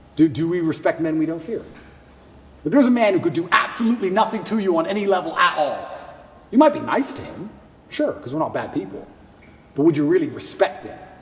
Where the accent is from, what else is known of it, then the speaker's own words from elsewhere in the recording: Luton, East of England, United Kingdom; I grew up in England, and I grew up in Luton